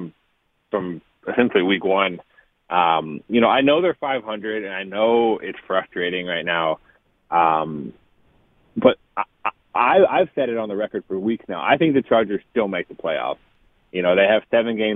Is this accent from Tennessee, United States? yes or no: no; Kansas City, Missouri, United States; moved away; I was born in Kansas City